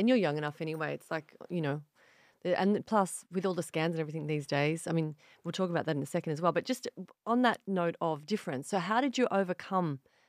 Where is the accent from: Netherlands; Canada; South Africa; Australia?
Australia; I'm an Aussie Asian.